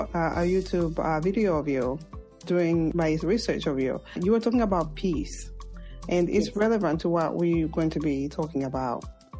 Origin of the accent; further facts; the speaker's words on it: Zambia; moved away as an adult; I'm from Zambia.